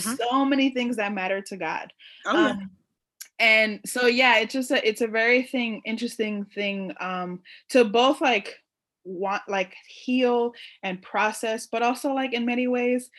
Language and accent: English; New York City, New York, United States; I grew up in New York City, specifically around Puerto Rican, Dominican, African American